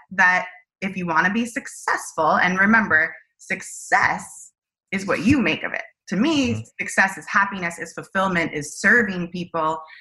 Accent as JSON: {"language": "English", "area": "Silicon Valley", "region": "California", "country": "United States", "tie": "born or raised there", "said": "I was born and raised in Silicon Valley. That's where I lived"}